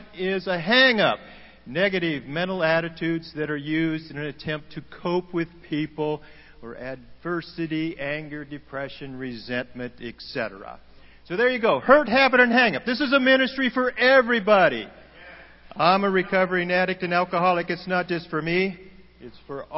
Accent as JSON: {"language": "English", "region": "Oregon", "country": "United States", "moved": "as an adult", "said": "We're from Oregon"}